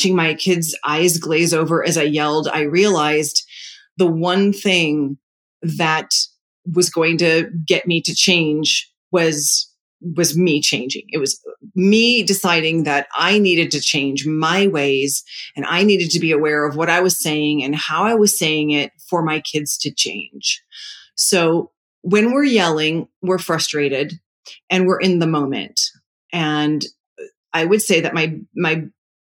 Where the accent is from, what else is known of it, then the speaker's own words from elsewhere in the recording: New York, United States; I'm Italian. I'm a New Yorker